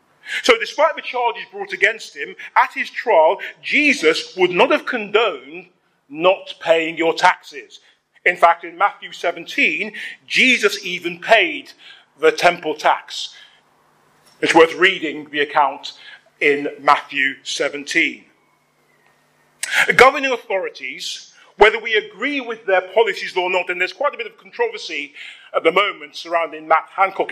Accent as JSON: {"language": "English", "region": "London", "country": "United Kingdom", "tie": "born or raised there", "said": "where I grew up in Hackney"}